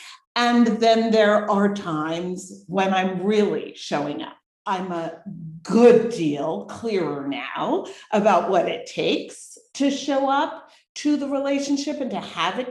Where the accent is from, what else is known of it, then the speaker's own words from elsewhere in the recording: New Jersey, United States; moved away as an adult; also born or lived in New York City / Massachusetts / London, England / Los Angeles; now in Boquete, Panama; I was born in New York City, raised in New Jersey